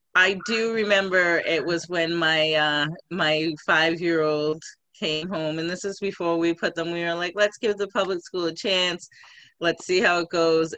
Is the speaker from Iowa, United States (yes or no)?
no; Scituate, Massachusetts, United States; also born or lived in Boston, Massachusetts / Quincy, Massachusetts / Randolph, Massachusetts; American girl here from Boston, born and raised. I grew up on the South Shore